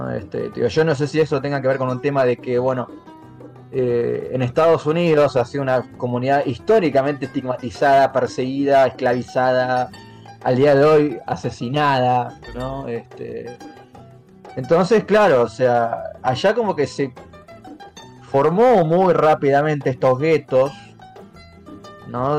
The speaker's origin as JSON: {"language": "Spanish", "country": "Argentina", "said": "cómo me pienso yo como argentino"}